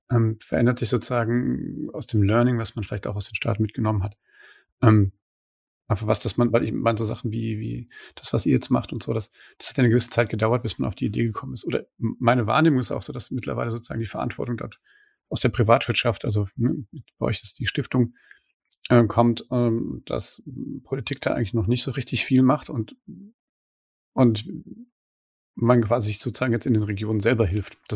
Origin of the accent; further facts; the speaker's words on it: Mainz, Rhineland-Palatinate, Germany; bin ja eigentlich aus Mainz.